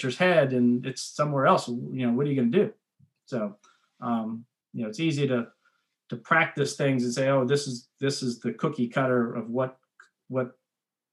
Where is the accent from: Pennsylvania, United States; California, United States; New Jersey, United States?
Pennsylvania, United States; Erie; moved away as an adult; now in Frederick, United States; I'm from Erie, Pennsylvania. I grew up in Erie, Pennsylvania.